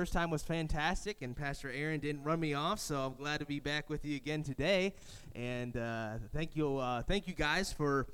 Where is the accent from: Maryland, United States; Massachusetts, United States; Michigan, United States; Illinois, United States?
Michigan, United States; Lansing; moved away as an adult; now in Florida, United States; I grew up in Lansing, Michigan, and so I'm used to the cold.